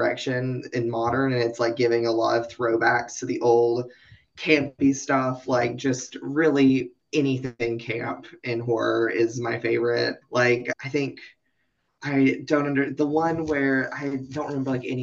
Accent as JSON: {"language": "English", "town": "Knoxville", "region": "Tennessee", "country": "United States", "tie": "born or raised there", "said": "I'm from the Appalachian Mountains. I'm from Tennessee."}